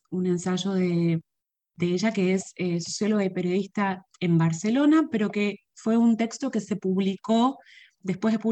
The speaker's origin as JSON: {"language": "Spanish", "country": "Puerto Rico", "said": "porque esas cosas no existen en, en un país de donde yo vengo fueron un poco el impulso para lo que fue nuestro primer título, que fue para la posteridad, una antología sobre el paso del huracán María en Puerto Rico"}